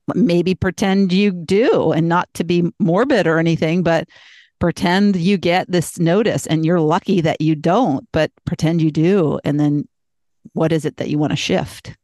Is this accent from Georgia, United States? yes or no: no; Boston, Massachusetts, United States; I was born in Boston